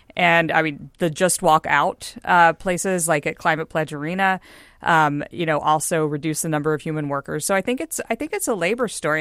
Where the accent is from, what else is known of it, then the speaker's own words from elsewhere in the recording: Houston, Texas, United States; now in Seattle, United States; I'm from Houston, uh, land of the, you know, twenty-four-lane Katy Freeway